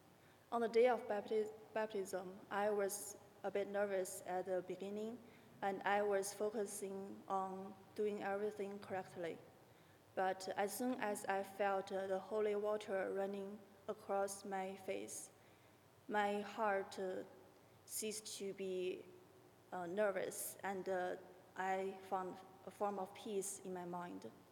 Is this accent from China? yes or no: yes; China; moved away as an adult; also born or lived in Houston, United States; now in Maryland, United States; Growing up in China, my hometown was not very friendly to religions